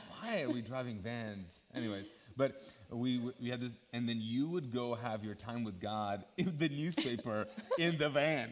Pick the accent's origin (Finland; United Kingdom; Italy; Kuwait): Kuwait; now in Charlotte, United States; growing up in uh, Kuwait. Mm -hmm. uh, so mm-hmm. that's where we grew up. We're Pakistani. We speak Urdu.